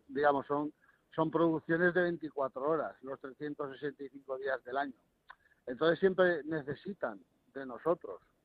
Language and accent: Spanish; Spain; moved away as an adult; now in Morocco; yo como español